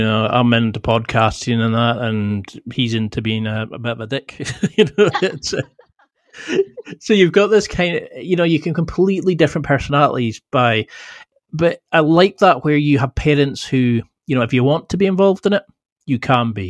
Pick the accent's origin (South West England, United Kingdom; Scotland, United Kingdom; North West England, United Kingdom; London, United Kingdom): Scotland, United Kingdom; I'm all 100% Scottish